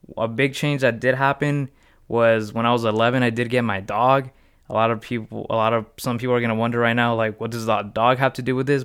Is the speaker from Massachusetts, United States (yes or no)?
no; Riverside, California, United States; I'm from California. Um, I was raised in Riverside. I, yeah, I basically grew up my whole life in Riverside